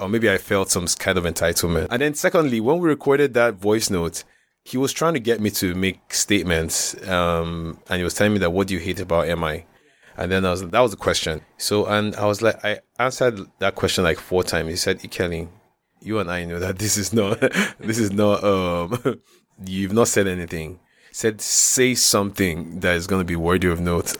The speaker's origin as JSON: {"language": "English", "town": "Jos", "region": "Plateau", "country": "Nigeria", "tie": "born or raised there", "said": "growing up in Jocelyn, the most, was the most beautiful thing."}